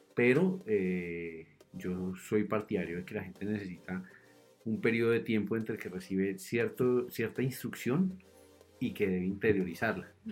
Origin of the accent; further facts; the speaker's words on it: between Suesca and Sesquilé, Cundinamarca, Colombia; also born or lived in Zipaquirá; toda la vida crecí eh, en una vereda que está entre Suezca y Sesquilé